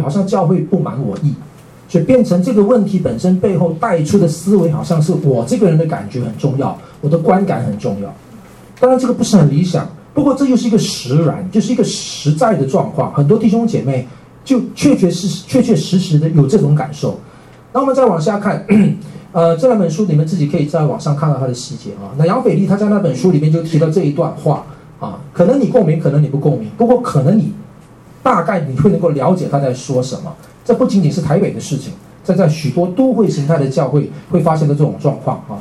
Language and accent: Chinese; Miri, Sarawak, Malaysia; moved away as an adult; now in Taipei, Taiwan; 我是在马来西亚嘛，哦，我的家乡在马来西亚。呃，我在马来西亚，呃，长大。我出生是在未来，两岁到了马来西亚。然后在马来西亚长大。